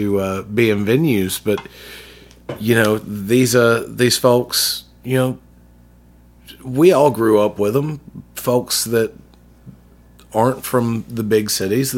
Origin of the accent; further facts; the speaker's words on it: Jackson, Mississippi, United States; also born or lived in Pascagoula, Mississippi; when I was in Jackson, growing up in South Jackson